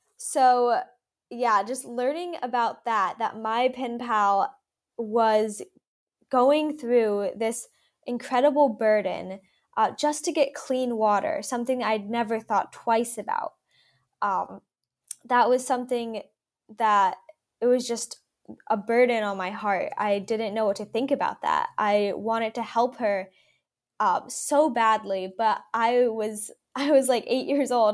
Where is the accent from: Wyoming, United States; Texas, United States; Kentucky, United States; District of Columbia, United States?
Kentucky, United States; Louisville; I grew up in Louisville, Kentucky